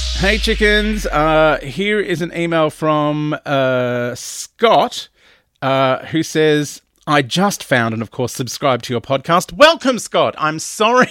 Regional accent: Melbourne, Victoria, Australia; now in Sydney, Australia; I grew up in Melbourne where it gets down to zero

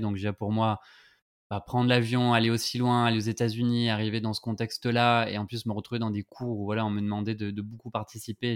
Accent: France; on sait que le H et le R français, c'est vraiment des, un problème pour nous

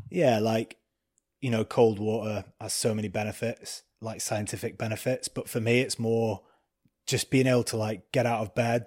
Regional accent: Preston, North West England, United Kingdom; I'm a kid from Preston, uh, grew up drinking cider on the streets

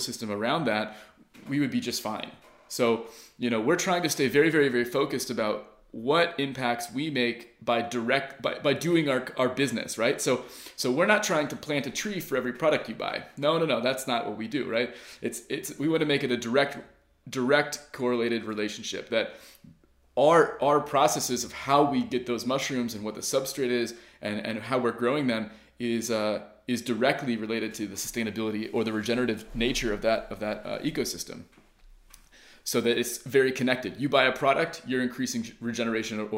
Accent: United States; moved away as an adult; also born or lived in Southern Oregon; now in Finland; I'm actually an American guy. I've only been in Finland now for 5.5 years

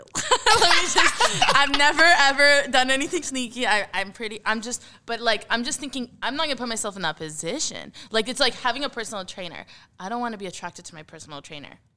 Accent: Egypt; we're just East Africans in general, like and like North Africans, like where are you from? All of Africa actually. I'm Egyptian

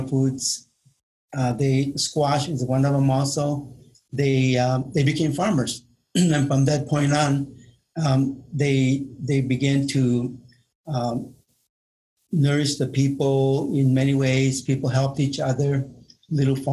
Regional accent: Marana, Arizona, United States; I'm from Marana, Arizona. Buen Pueblo. And I've lived there all my life, and that's my home.

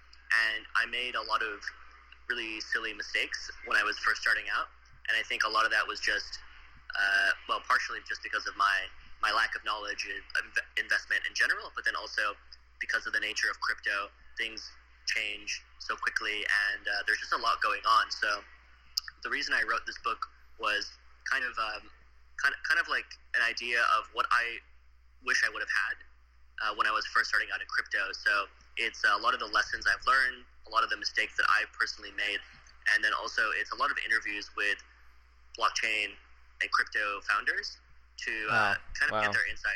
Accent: Arizona, United States; moved away as an adult; also born or lived in Austin, Texas; now in Tokyo, Japan; originally I grew up in Arizona and spent my childhood there

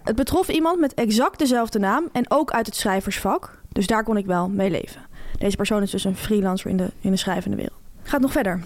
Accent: Delft, South Holland, Netherlands; Ik kom uit Delft, dat ligt wel in de Randstad

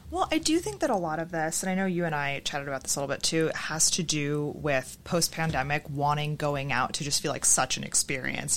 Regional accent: Boston, Massachusetts, United States; I'm from Boston

